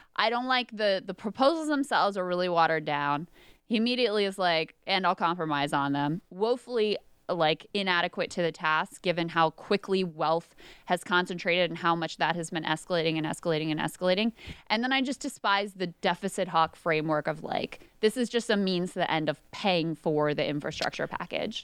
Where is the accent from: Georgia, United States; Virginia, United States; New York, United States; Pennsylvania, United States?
Virginia, United States; King George; I live in the town that I grew up in, King George, where I grew up, high school, all that stuff